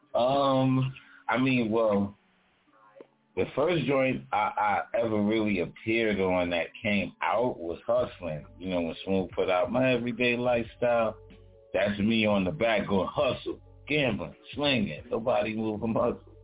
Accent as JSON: {"language": "English", "town": "New York City", "region": "New York", "country": "United States", "tie": "born or raised there", "said": "I'm from Brooklyn, you know, born in Kings County Hospital, born and raised in Brownsville, from Brownsville"}